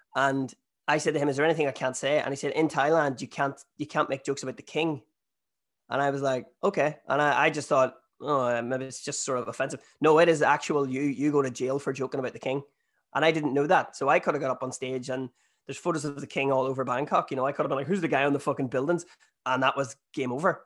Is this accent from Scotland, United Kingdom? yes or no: no; Northern Ireland, United Kingdom; also born or lived in Australia / New Zealand; I'm Irish